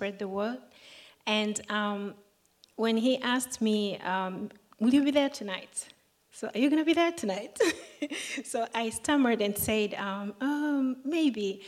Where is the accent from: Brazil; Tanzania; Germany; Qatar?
Tanzania; I'm from Tanzania